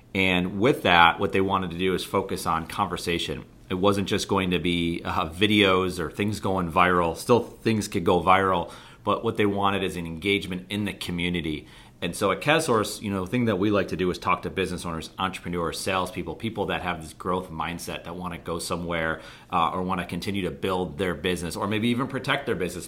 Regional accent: Buffalo, New York, United States; I'm from Buffalo, New York, and we're on the other side of Lake Erie

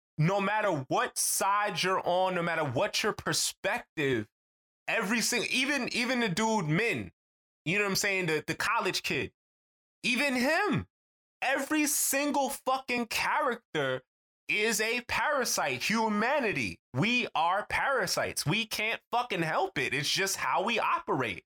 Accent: New York, United States; we're from New York

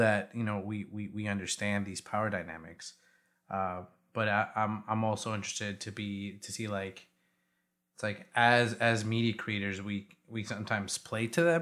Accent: Chicago, Illinois, United States; I went to high school, like, in the suburb right out of Chicago

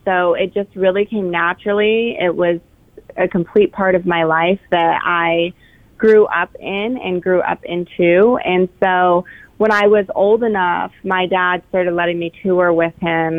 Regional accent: Winnemucca, Nevada, United States; also born or lived in Elko, Nevada; now in Reno, United States; So I've kind of lived a little bit of everywhere in Nevada. I was born in Elko. I also grew up a lot in Winnemucca, Nevada, which is another small gold mining town. And then when I was older, when I was a young adult, I started working in Reno, Nevada.

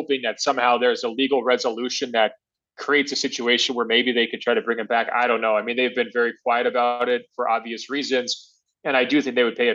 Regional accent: Portland, Oregon, United States; moved away; my hometown, Portland Trailblazers. You know, I don't live up there anymore

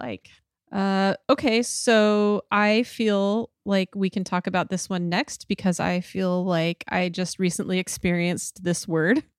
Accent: Idaho, United States; I'm from Idaho

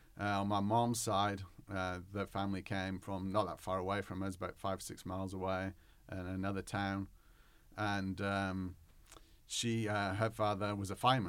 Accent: Whitworth, North West England, United Kingdom; now in United States; Yeah, I grew up in England, not England, Arkansas, but England as in the United Kingdom. I grew up in the northwest of England, near Manchester

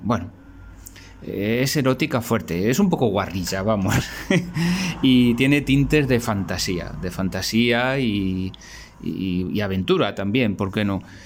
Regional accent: Spain; soy, soy de España

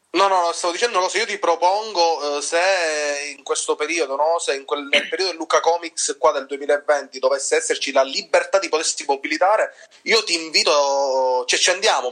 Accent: Sicily, Italy; noi siciliani

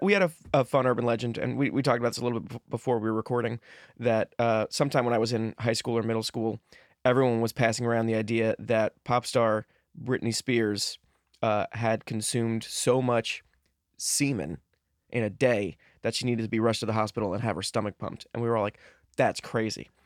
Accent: New Jersey, United States; moved away; also born or lived in Los Angeles; I grew up in Jersey

